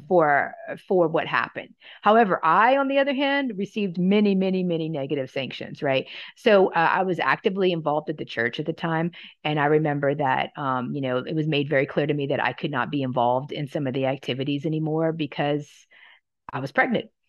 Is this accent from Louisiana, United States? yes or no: yes; Louisiana, United States; moved away as an adult; also born or lived in Oregon; I'm from Louisiana